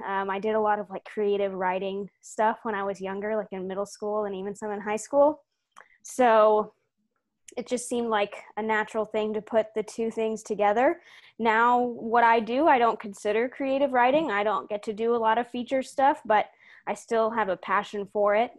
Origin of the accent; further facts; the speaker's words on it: Houston, Texas, United States; I'm from Houston, Texas. I was born there.